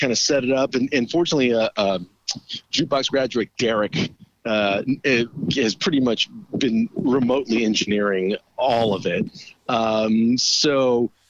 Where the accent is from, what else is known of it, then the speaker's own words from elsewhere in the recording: Yuma, Arizona, United States; even though I didn't grow up in Southern California, my hometown of Yuma, we had KTLA.